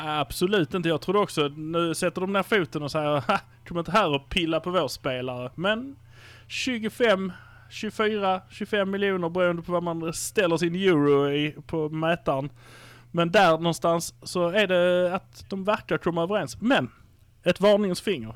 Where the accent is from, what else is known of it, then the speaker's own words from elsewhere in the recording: Malmö, Skåne, Sweden; Vi är från Malmö